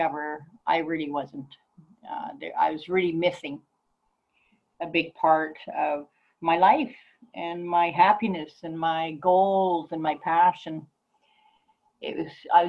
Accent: Calgary, Alberta, Canada; moved away as an adult; also born or lived in Vancouver; I was raised in Calgary

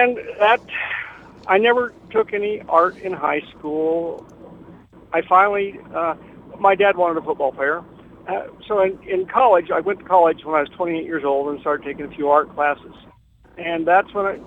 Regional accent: Denver, Colorado, United States; moved away as an adult; also born or lived in North Platte, Nebraska; now in Stratton, United States; we moved to Denver when I was six. And I graduated from high school in Denver

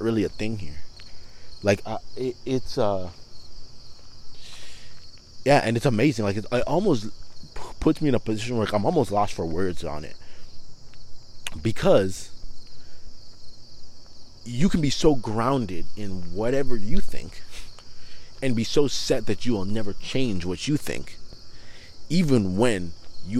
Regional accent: Toronto, Ontario, Canada; growing up in Toronto, I was around a lot of people who were Muslim

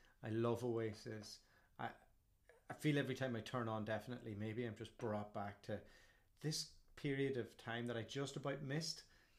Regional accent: Ireland; moved away; I'm Irish. And storytelling is very much part of our culture from the time of the Shanachie.

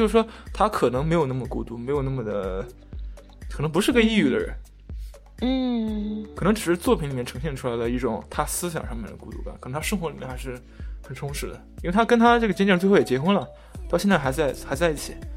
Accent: China; 我作为中国人

